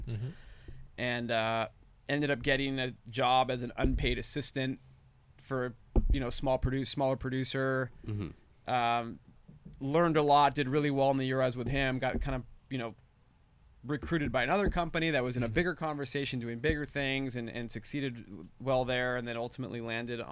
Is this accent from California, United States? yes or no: no; Seattle, Washington, United States; moved away as an adult; So I'm born and raised in Seattle, West Seattle.